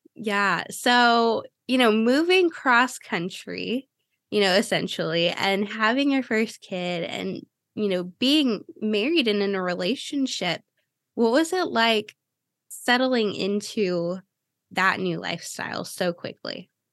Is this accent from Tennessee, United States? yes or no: no; Cleveland, Ohio, United States; now in Florida, United States; I grew up in Cleveland